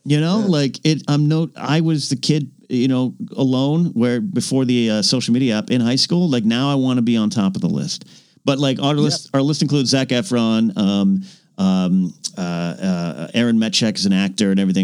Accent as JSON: {"language": "English", "town": "Pismo Beach", "region": "California", "country": "United States", "tie": "born or raised there", "moved": "yes", "lives_now": "Los Angeles, United States", "said": "I went to my hometown"}